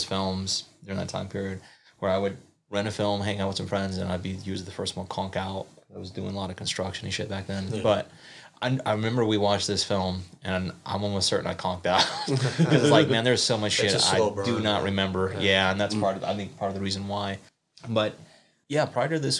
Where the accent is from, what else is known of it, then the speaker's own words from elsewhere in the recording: South Carolina, United States; my home state, South Carolina